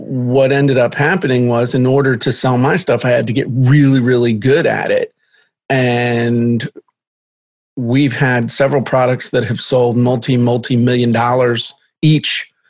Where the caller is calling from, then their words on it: Virginia, United States; I am in southeastern Virginia at the very tip of the Middle Peninsula in the middle of nowhere in a county with no stoplights